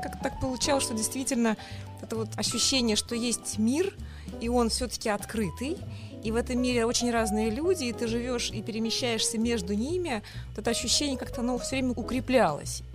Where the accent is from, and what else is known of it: Kazan, Tatarstan, Russia; born or raised there; first language Tatar; Russian is a second language; now in Moscow, Russia